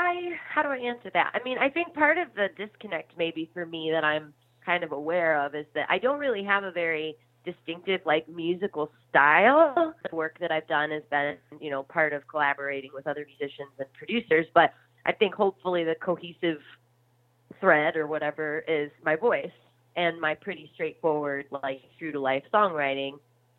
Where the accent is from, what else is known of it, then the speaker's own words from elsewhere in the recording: Midwest, United States; I think too, kind of growing up in the Midwest, it's such a fabulous place because people are really friendly and down to earth